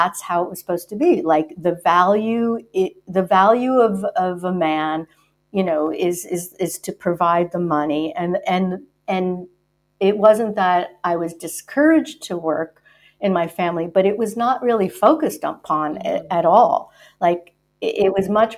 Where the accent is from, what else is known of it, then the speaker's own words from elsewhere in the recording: the New York area, United States; I'm from the New York area